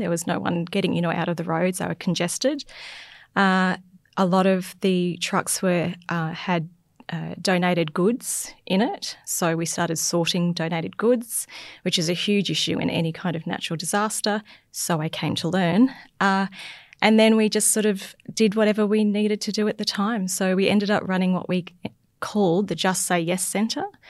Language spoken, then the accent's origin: English; Logan City, Queensland, Australia; now in North Burnett, Australia; growing up in Logan City